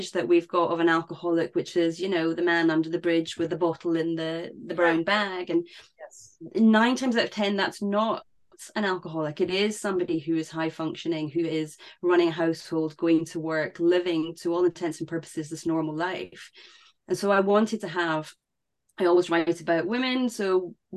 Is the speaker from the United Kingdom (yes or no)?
yes; United Kingdom; for us in the UK